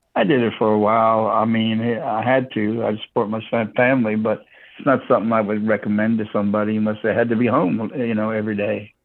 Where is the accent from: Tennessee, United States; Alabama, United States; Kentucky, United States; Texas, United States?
Texas, United States; Houston; moved away; also born or lived in Florida / Virginia / Washington, District of Columbia, United States; I was originally born and raised in Houston, Texas, but I also lived in Florida and Virginia.